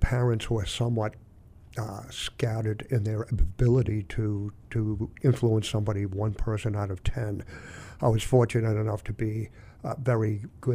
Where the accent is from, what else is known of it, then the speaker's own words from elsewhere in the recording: Hingham, Massachusetts, United States; also born or lived in Boston, Massachusetts / Scituate, Massachusetts / Plymouth, Massachusetts; I was born in Boston, and I grew up on the South Shore in Hingham.